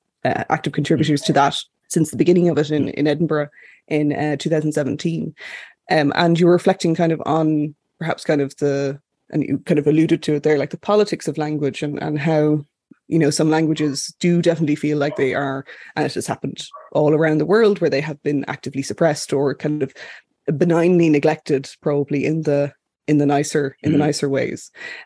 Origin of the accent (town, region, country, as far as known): Ireland